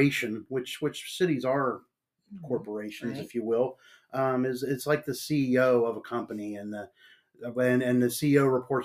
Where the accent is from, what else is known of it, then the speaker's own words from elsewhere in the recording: Marietta, Ohio, United States; moved away as an adult; also born or lived in West Virginia / Shinnston, West Virginia / Sistersville, West Virginia / Nebraska; now in East Palestine, United States; I was born and raised in Marietta, Ohio